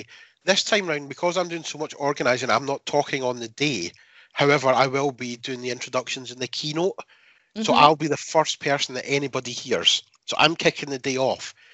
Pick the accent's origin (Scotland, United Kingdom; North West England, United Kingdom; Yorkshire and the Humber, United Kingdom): Scotland, United Kingdom; in Scotland, we do speak English